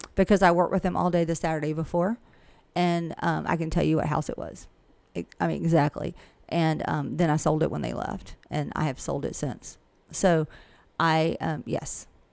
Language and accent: English; Millen, Georgia, United States; I've lived here forever, and I can pretty much tell you anybody anything about this area, and I'm from Millen